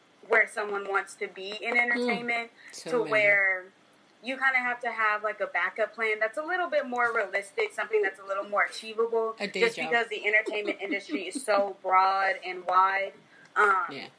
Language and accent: English; Oklahoma City, Oklahoma, United States; Originally, I'm from Oklahoma City, Oklahoma, and I currently am here until later this year